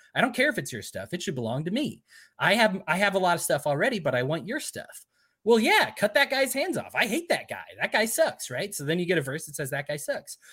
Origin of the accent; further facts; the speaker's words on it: Utah, United States; I'm from Utah